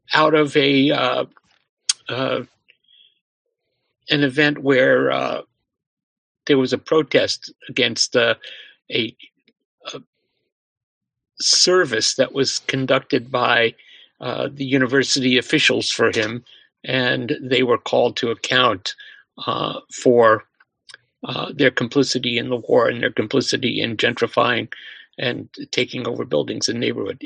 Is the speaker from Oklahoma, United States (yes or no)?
no; suburbs of New York, United States; a synagogue in my hometown, in the suburbs of New York